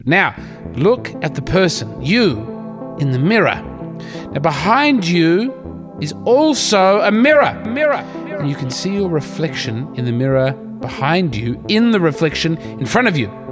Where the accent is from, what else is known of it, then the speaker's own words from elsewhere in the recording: Adelaide, South Australia, Australia; my hometown of Adelaide